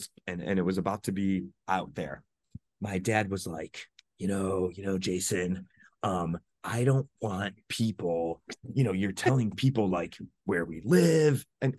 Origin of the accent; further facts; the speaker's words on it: Ohio, United States; moved away; I'm from Ohio originally.